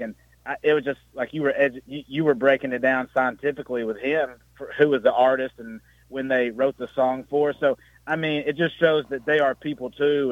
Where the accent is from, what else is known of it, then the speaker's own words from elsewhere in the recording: Campbell County, Tennessee, United States; I'm from the Great North, that is Campbell County